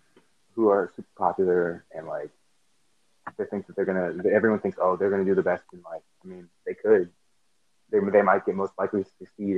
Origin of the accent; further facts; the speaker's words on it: United States; I'm like as American as it gets. I was born in America. Both my parents were born in America.